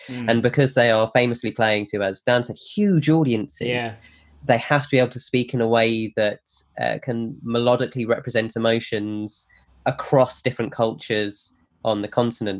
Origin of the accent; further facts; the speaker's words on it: United Kingdom; the other half of our culture being British, is we come from a country that invented Morris dancing.